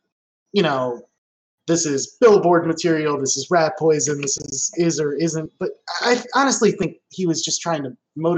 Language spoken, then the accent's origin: English; Cleveland, Ohio, United States; I grew up in the Midwest.